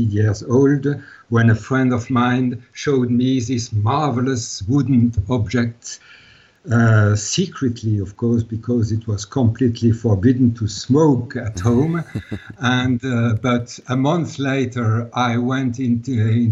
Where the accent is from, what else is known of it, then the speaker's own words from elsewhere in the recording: Strasbourg, Grand Est, France; first language Alsatian German dialect; English is a second language; I was born in Strasbourg. Strasbourg is at the border of the German border, and I was born here, And I always lived here.